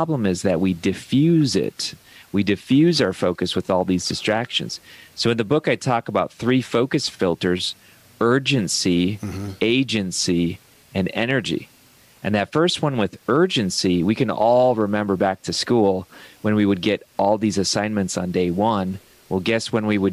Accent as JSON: {"language": "English", "region": "Ohio", "country": "United States", "said": "I come from Ohio"}